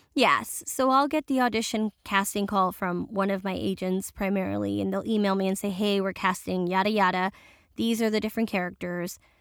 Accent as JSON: {"language": "English", "town": "New York City", "region": "New York", "country": "United States", "tie": "born or raised there", "first_language": "Spanish", "said": "I'm first generation Dominican and, um, born in New York, and my family still speaks Spanish."}